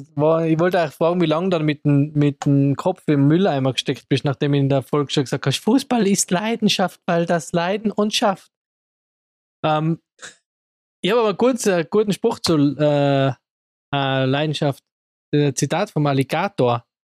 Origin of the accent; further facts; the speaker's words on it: Innsbruck, Tyrol, Austria; bei uns in Innsbruck